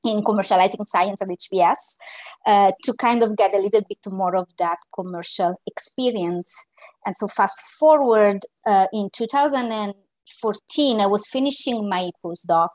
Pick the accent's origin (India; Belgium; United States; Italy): Italy; moved away; also born or lived in Naples; I am an Italian biomedical engineer as training, and just as a circle of life, we are talking today from Italy.